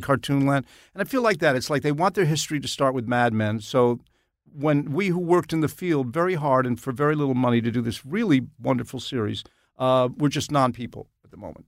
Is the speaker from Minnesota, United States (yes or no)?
no; Nanuet, New York, United States; I was growing up in Nanuet, New York